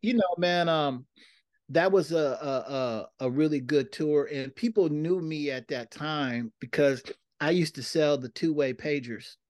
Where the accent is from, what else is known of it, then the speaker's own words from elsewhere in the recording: Seattle, Washington, United States; moved away; also born or lived in Bay Area, California; I moved from Seattle to, uh, the Bay Area